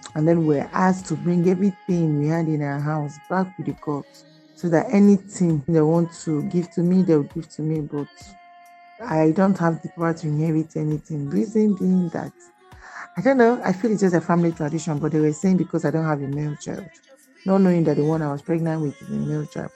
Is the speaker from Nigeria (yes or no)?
yes; Benue, Nigeria; I'm from Benue State.